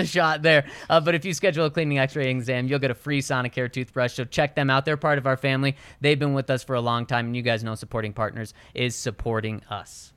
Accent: Denver, Colorado, United States; Growing up in Denver

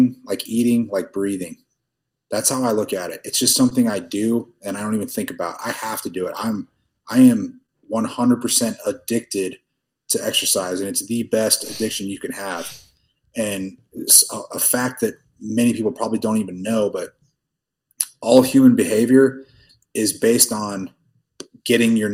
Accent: Tulsa, Oklahoma, United States; now in Dubai, United Arab Emirates; I'm from Tulsa, Oklahoma, originally

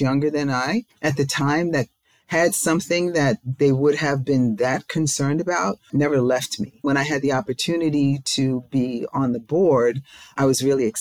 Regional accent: New York, United States; now in Maryland, United States; I'm not from Maryland, I'm from New York

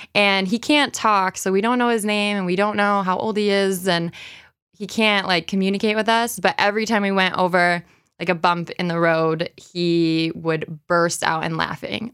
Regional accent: Rochester, New York, United States; I grew up here. So I grew up in Browncroft

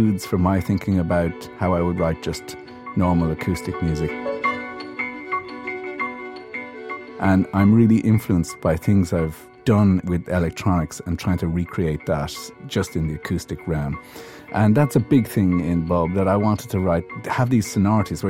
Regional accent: Ireland; I'm Irish, not English

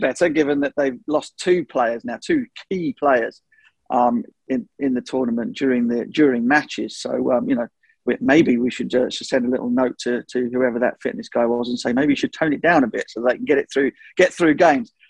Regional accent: England, United Kingdom; as an Englishman

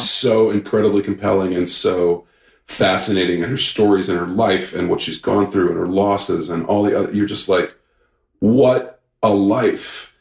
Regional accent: St. Louis, Missouri, United States; moved away; I grew up in St. Louis, Missouri

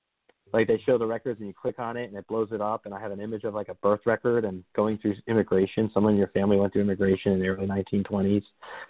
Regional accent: New Jersey, United States; I'm from New Jersey, right? And I could tell one of my relatives that they were describing my hometown where there's a little winding roads in Bergen County

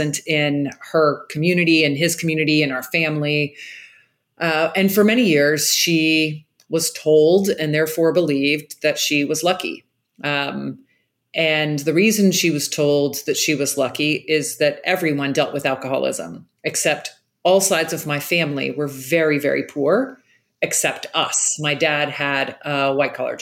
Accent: Jacksonville, Florida, United States; I grew up in Jacksonville, Florida

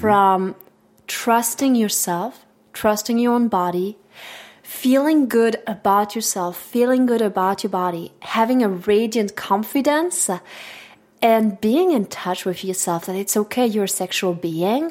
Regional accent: Switzerland; first language French; English is a second language; moved away as an adult; now in United States; Growing up in Switzerland

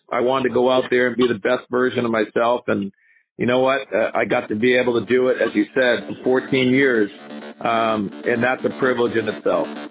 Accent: Northeast, United States; born or raised there

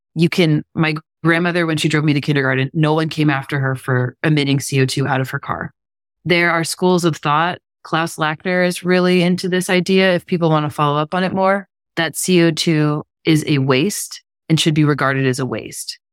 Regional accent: Pittsburgh, Pennsylvania, United States; I'm from Pittsburgh, Pennsylvania. We used to get snow every year

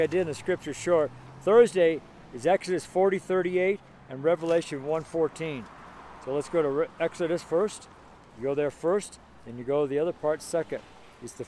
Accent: California, United States; now in Colorado, United States; I'm from California, so I never had a problem dressing in California

